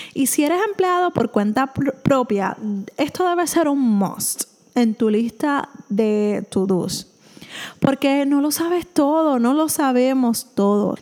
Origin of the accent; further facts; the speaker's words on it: Puerto Rico; soy de Puerto Rico